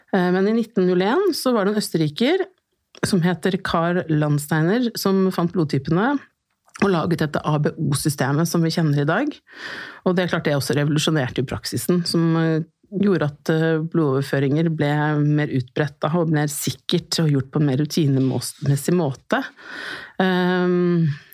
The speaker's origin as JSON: {"language": "Norwegian", "region": "Oslo", "country": "Norway", "tie": "born or raised there", "said": "er født og oppvokst her i Oslo."}